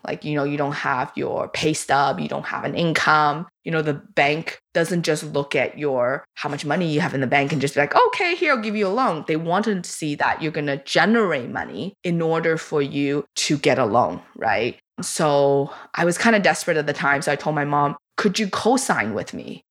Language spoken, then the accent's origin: English; China; now in Canada; I grew up with scarcity in China.